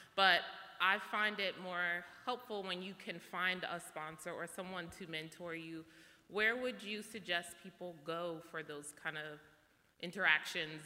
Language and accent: English; New York City, New York, United States; now in New Jersey, United States; I'm from Brooklyn, but I live in Jersey now